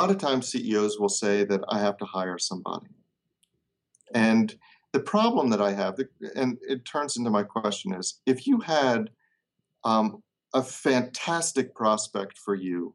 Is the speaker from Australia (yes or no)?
no; Baltimore, Maryland, United States; my hometown of Baltimore